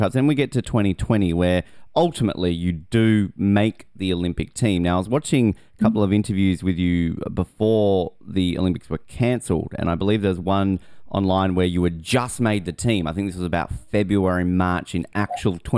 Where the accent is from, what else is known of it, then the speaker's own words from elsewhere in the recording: Australia; as an Australian